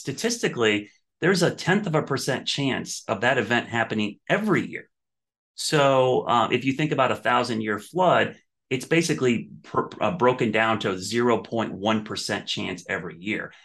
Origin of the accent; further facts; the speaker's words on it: Ohio, United States; moved away as an adult; also born or lived in New Orleans; now in Charlotte, United States; I, I grew up in Ohio.